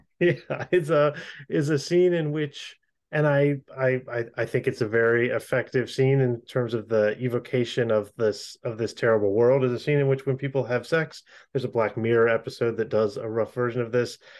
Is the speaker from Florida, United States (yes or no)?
yes; Florida, United States; I'm from Florida.